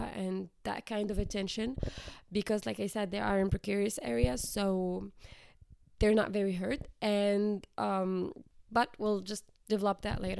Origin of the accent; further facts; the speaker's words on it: Morocco; like you said, I am from Morocco